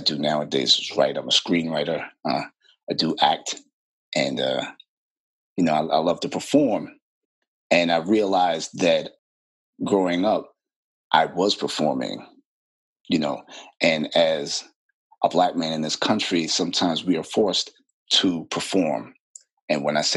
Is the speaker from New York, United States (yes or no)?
yes; New York City, New York, United States; I'm born and raised in Brooklyn, New York.